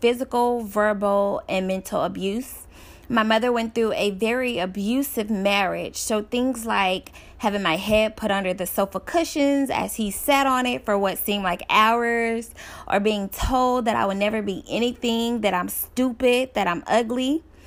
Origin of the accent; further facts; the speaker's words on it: Dallas, Texas, United States; I'm from Dallas, Texas